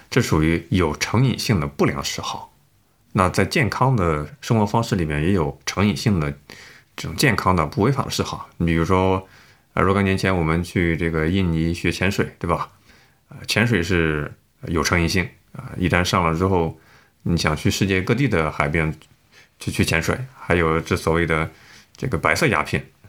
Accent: northern China, China; 你咋知道我是北方人喜欢吃大蒜味儿的呢？

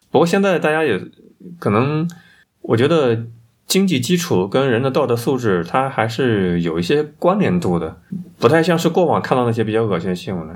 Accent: China; 这是我们中国人的潜意识、集体意识

